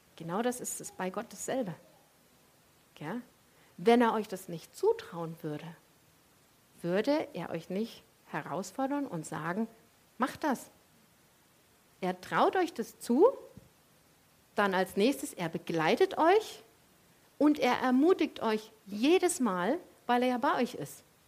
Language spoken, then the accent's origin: German; Leipzig, Saxony, Germany; weil ich komme ja aus dem Osten und bei uns gab es in ganz Leipzig eine Sorte Eis